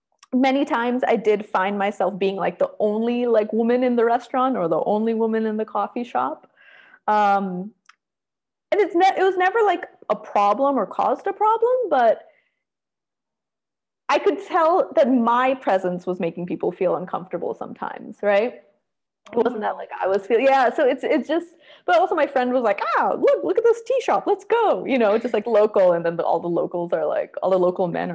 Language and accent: English; United States; I have my accent